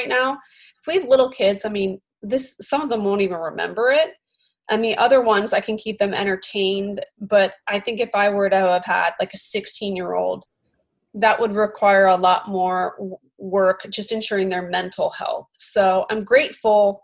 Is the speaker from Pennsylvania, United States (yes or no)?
yes; Philadelphia, Pennsylvania, United States; accent: Philly; my Philly accent.